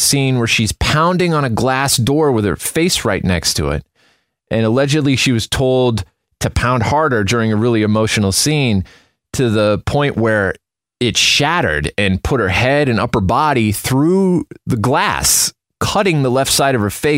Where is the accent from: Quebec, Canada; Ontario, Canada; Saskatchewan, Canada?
Saskatchewan, Canada; Prince Albert; moved away; I was born in Prince Albert, Saskatchewan